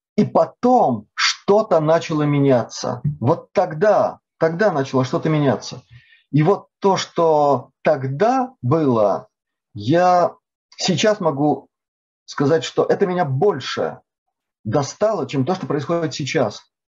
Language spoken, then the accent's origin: Russian; Latvia; Я родился в Латвии, но до этой делегации, до этой поездки в этой делегации, я толком по-латышски вообще не разговаривал